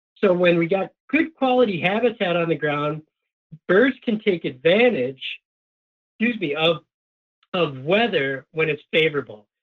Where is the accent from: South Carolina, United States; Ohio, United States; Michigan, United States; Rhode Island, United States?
Michigan, United States; Upper Peninsula of; now in Minnesota, United States; I grew up in the Upper Peninsula of Michigan